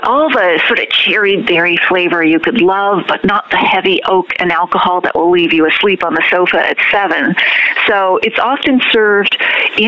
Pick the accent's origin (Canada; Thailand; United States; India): Canada; Nova Scotia; moved away; also born or lived in London, Ontario; wine really wasn't part of my family table growing up. I come from Nova Scotia